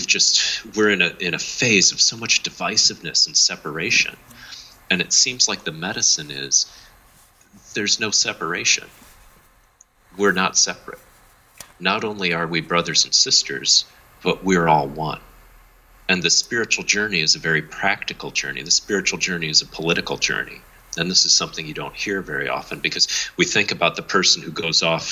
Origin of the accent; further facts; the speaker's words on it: United States; also born or lived in New Zealand; come back from New Zealand and reimagine myself as an American again